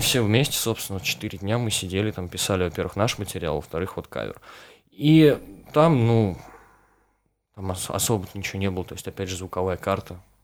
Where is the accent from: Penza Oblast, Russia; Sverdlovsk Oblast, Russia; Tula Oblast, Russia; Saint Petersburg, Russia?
Penza Oblast, Russia; Mokshan; я, вот из Макшана, да, то есть там тоже вот городок никакой.